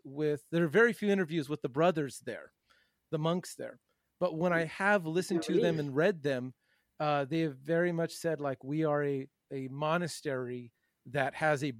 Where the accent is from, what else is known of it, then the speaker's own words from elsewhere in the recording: United States; as an American growing up in American beer culture